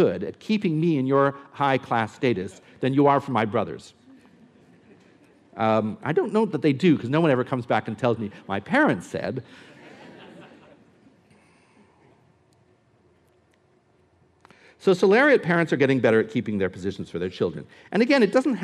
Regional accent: United States; I'm American

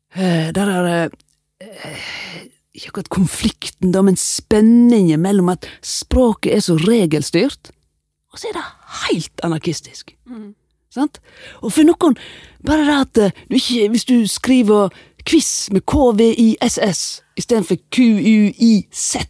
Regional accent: Voss, Vestland, Norway; accent: Vosse-dialekt; moved away as an adult; also born or lived in Oslo; Vi sitter tre vossinger der.

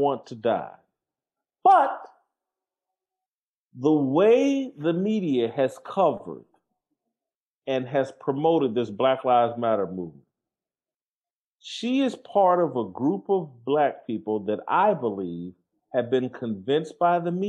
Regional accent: Indianapolis, Indiana, United States; I'm from Indianapolis, and have, at different points in my life in Indianapolis, lived in some of the harder parts of Indianapolis.

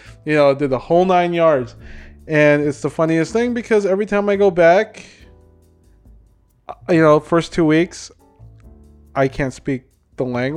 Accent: Minnesota, United States; also born or lived in Davao Region, Philippines; I grew up in the United States. I went to U.S. schools. I graduated from the United States. you know, specifically here in Minnesota

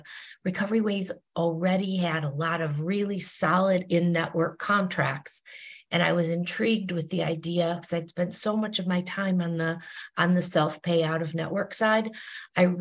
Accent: Detroit, Michigan, United States; moved away as an adult; also born or lived in New Jersey; I am from Detroit, Michigan, and I spent the first 10 years of my career at Chrysler in Detroit

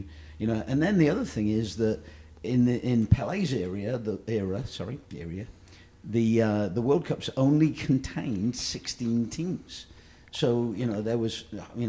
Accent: England, United Kingdom; And, you know, I'm an English guy, so, you know, we fought a war.

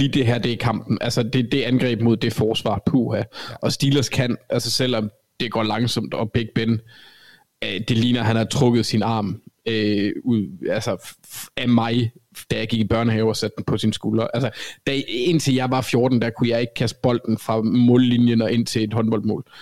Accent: Copenhagen, Capital Region of Denmark, Denmark; accent: Copenhagen (københavnsk); now in Jutland, Denmark; Jeg snakker for, jeg snakker for københavnsk

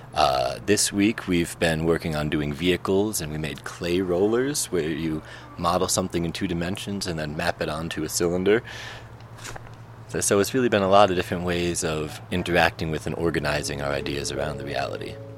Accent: Albany, New York, United States; I'm from Albany, New York, and we're here at Anderson Ranch.

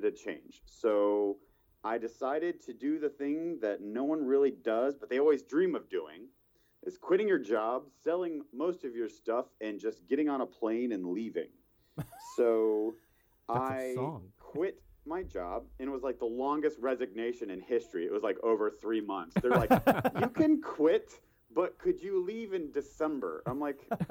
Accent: West Virginia, United States; moved away as an adult; also born or lived in Thailand; now in Atlanta, United States; I'm actually from West by God, Virginia.

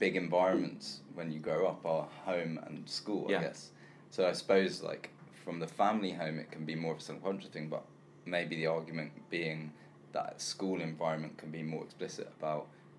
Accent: London, United Kingdom; I was brought up in London. I was born and raised in London.

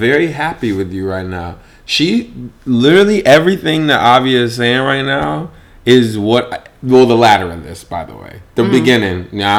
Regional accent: Michigan, United States; Yeah, I'm from Michigan.

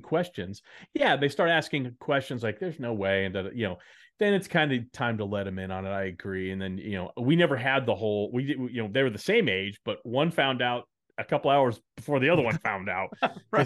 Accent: Dallas, Texas, United States; also born or lived in Chicago / New York; now in Nashville, United States; growing up in Dallas, uh, where, where I grew up

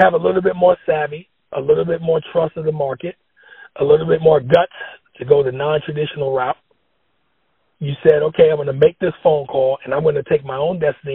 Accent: New York City, New York, United States; When I was growing up in the Bronx

